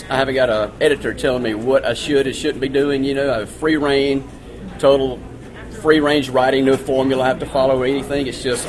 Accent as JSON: {"language": "English", "town": "Louisville", "region": "Mississippi", "country": "United States", "said": "I'm from Louisville, Mississippi, and I've been writing short stories for since I was about 16. I'm 38 now"}